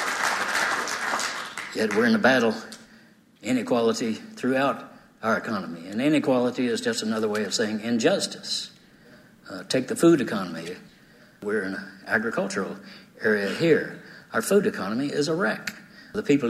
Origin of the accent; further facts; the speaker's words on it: Denison, Texas, United States; now in Austin, United States; that little Methodist church that I did growing up in Denison, Texas